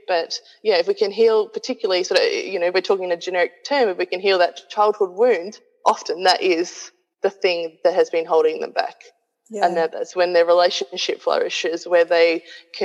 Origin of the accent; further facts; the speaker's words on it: Australia; moved away as an adult; also born or lived in New Zealand; I moved back to my hometown in Australia